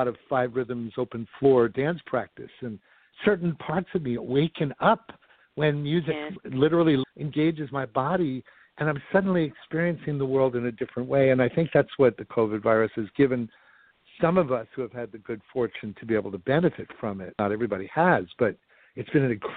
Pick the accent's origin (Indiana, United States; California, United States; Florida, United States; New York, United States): New York, United States; I grew up in New York, and Broadway musicals and films were my life's blood